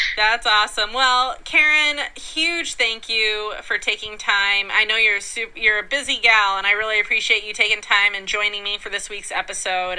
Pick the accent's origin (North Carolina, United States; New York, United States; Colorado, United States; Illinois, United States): Colorado, United States; moved away; Colorado's my home state. I go I live there part time.